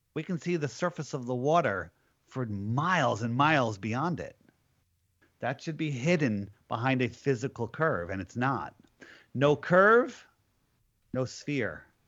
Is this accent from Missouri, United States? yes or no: no; Connecticut, United States; I am from Connecticut